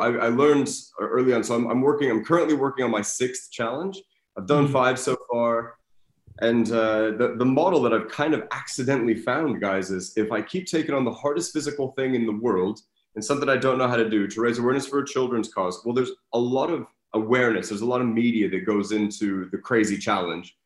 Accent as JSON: {"language": "English", "town": "Denver", "region": "Colorado", "country": "United States", "tie": "born or raised there", "also_born_or_lived": "Australia", "moved": "as an adult", "lives_now": "Scandinavia", "said": "I'm from Denver, Colorado, originally. So I grew up in the States and then moved to Australia when I was 24. And I spent just on 13 years there before moving here. So that makes my accent like a perfect storm of getting made fun of in no matter what country I'm in."}